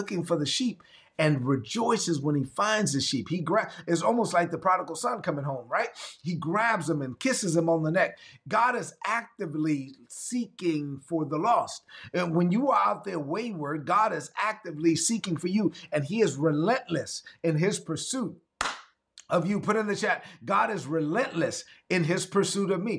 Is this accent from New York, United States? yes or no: yes; New York City, New York, United States; I'm from Brooklyn. So I'm going to say it like I'm from Brooklyn